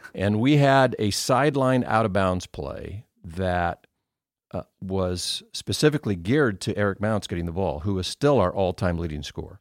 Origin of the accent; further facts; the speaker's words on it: Indiana, United States; moved away as an adult; now in Cedarville, United States; I grew up in Indiana, which is just basketball